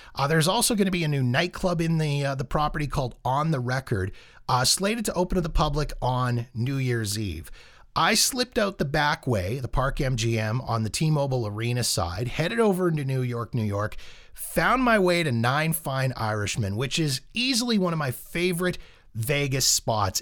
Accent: Calgary, Alberta, Canada; my hometown of Calgary.

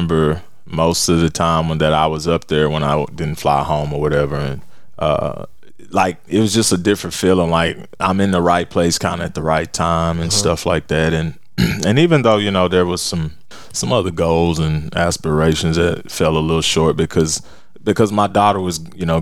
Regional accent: Fort Worth, Texas, United States; growing up in Fort Worth

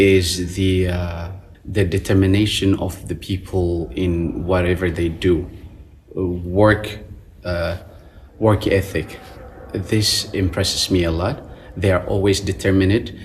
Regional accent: Eritrea; moved away as an adult; also born or lived in Wuhan, China; now in Beijing, China; I'm from Eritrea

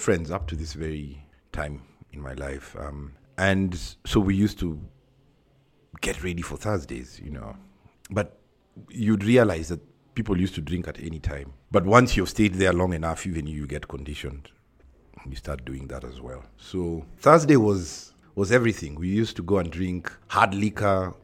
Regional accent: Nairobi, Kenya; I'm from Nairobi, Kenya.

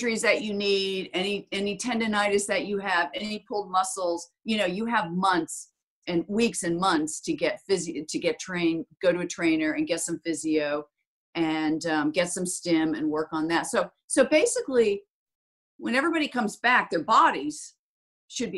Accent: Florida, United States; I was brought up on clay in Florida

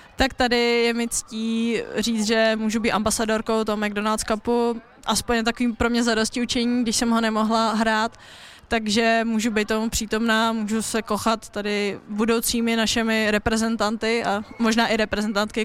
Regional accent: Plzeň, Plzeň Region, Czechia; moved away as an adult; Plzeň, že moje rodné město, já mám strašně ráda to město, ráda se tam vracím

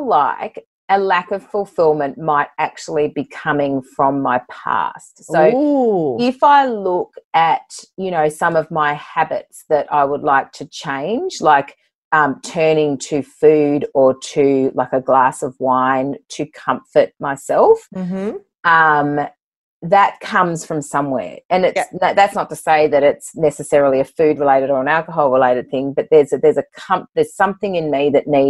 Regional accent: Sydney, New South Wales, Australia; born there; also born or lived in Bathurst / London; now in Port Macquarie, Australia; You know, I was born in Sydney, moved to Bathurst, couldn't wait to get back to Sydney, moved to London, came back to Sydney, you know, now in Port Macquarie, have been for 12 years.

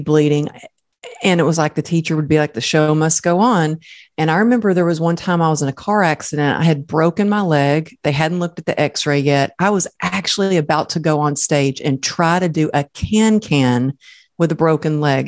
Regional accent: Texas, United States; I grew up in Texas

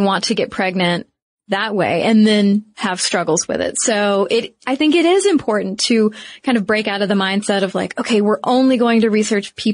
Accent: United States; speaking as an American

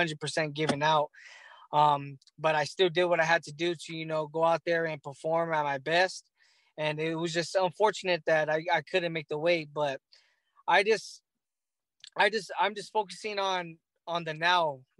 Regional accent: Los Angeles, California, United States; my hometown in L.A.

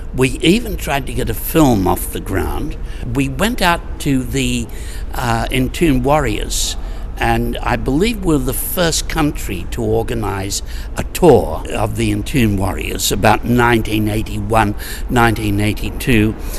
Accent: Sydney, New South Wales, Australia; I came from Sydney, Australia

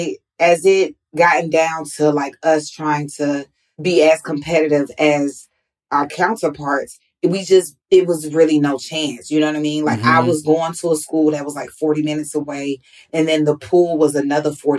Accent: Atlanta, Georgia, United States; I grew up in Atlanta

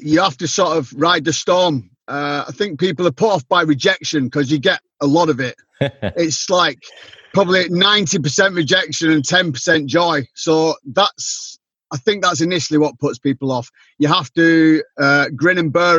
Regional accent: Bolton, North West England, United Kingdom; now in Cornwall, United Kingdom; originally, I'm from a town called Bolton, which is near Manchester. But now I actually live in the southwest, which is a place called Cornwall

